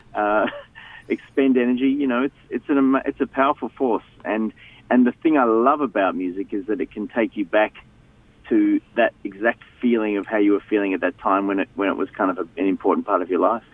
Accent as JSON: {"language": "English", "town": "Melbourne", "region": "Victoria", "country": "Australia", "tie": "born or raised there", "said": "I grew up in Melbourne."}